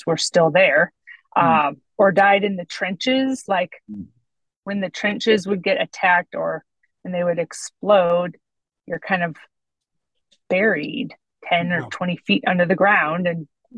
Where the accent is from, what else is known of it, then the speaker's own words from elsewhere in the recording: West Coast, United States; Growing up on the West Coast in America